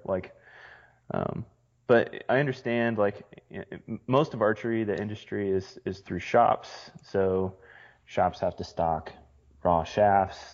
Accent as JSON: {"language": "English", "region": "Midwest", "country": "United States", "tie": "born or raised there", "said": "growing up in the Midwest, hunting in the Midwest"}